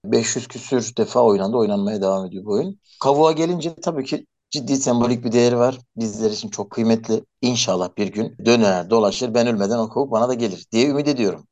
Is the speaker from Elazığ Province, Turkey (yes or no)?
yes; Elazığ Province, Turkey